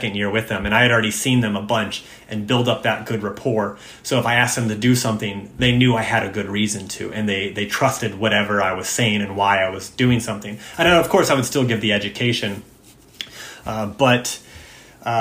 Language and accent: English; United States; I'm an American